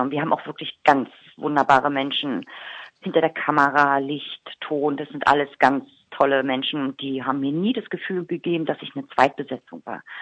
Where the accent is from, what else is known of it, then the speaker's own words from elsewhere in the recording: Berlin, Germany; accent: Berlin; Mein, mein, mein äh, Dialekt, mein Berliner Dialekt ist so stark ausgeprägt, dass ich, glaube ich, Kölsch gar nicht lernen kann.